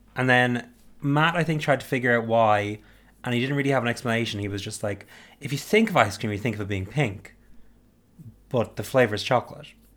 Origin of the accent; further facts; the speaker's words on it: Ireland; I'm Irish